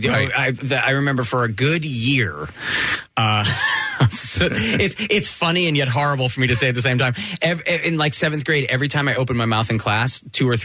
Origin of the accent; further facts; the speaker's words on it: Connecticut, United States; I grew up in Connecticut